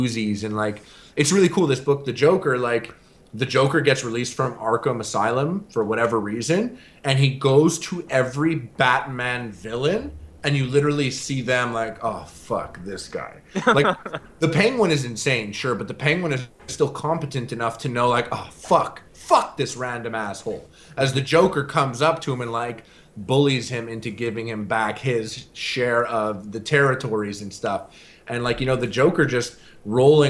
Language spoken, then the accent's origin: English; Montreal, Quebec, Canada; I'm from Montreal